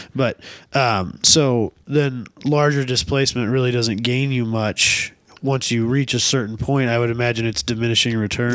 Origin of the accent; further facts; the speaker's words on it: Northwest Iowa, United States; just ten, fifteen minutes from our hometowns